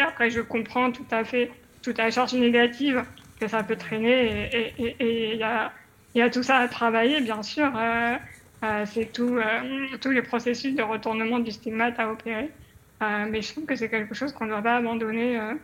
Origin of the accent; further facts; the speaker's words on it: Paris, Île-de-France, France; moved away; je suis une parisienne, j'ai vécu 30 ans à Paris